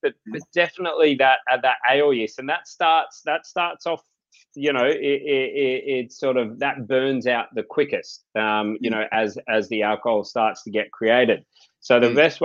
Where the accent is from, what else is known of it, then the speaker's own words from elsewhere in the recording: Byron Bay, New South Wales, Australia; I grew up here in Byron Bay.